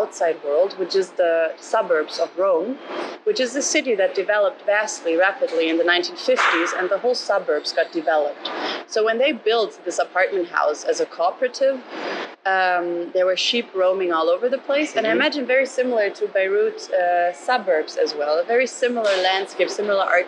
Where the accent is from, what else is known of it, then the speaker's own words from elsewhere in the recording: Germany; I grew up always in Germany